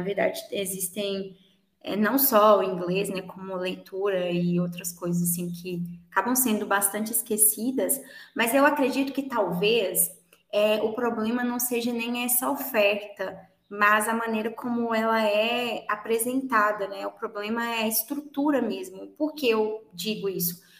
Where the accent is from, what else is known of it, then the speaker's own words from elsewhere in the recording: Minas Gerais, Brazil; eu sou de Minas Gerais e sou professora de inglês